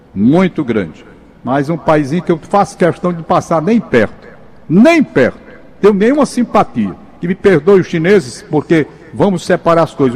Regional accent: Fortaleza, Ceará, Brazil; eu sou da Gentilândia, nasci na Gentilândia.

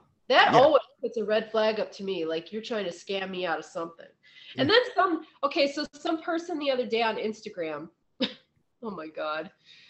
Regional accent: Ohio, United States; I'm from Ohio.

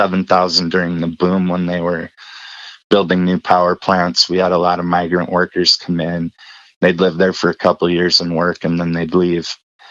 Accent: Colstrip, Montana, United States; moved away; also born or lived in Rosemount, Minnesota / Germany; we moved out to Coal Strip, Montana. It's small coal mining town.

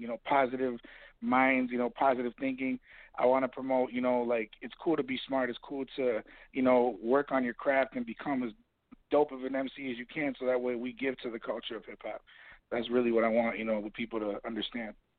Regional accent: Kenosha, Wisconsin, United States; now in Chicago, United States; doing local talent shows in my hometown of Kenosha, Wisconsin.

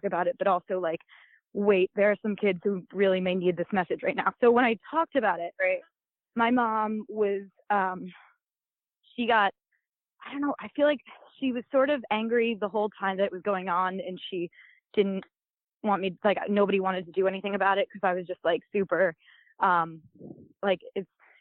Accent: Long Island, New York, United States; I grew up in Long Island

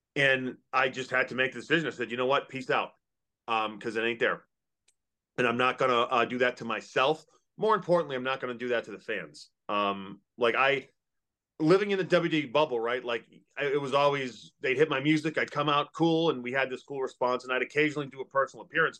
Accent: Massachusetts, United States; now in Kentucky, United States; I grew up in Massachusetts. Yeah, I live in Kentucky

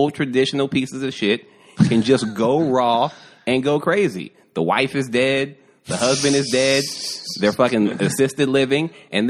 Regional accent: the Bible Belt, United States; I'm from the Bible Belt

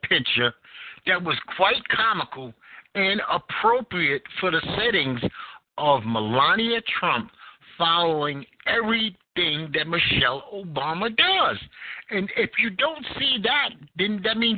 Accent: New York City, New York, United States; now in North Carolina, United States; I am from Bed-Stuy, Brooklyn, New York, in the heart of the crack epidemic

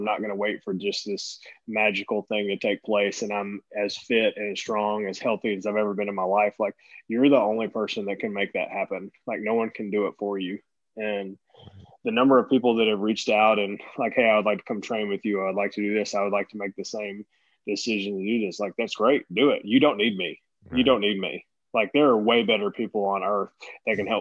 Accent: East Tennessee, United States; also born or lived in Boston, Massachusetts; I was born in Boston, Massachusetts, and grew up in East Tennessee.

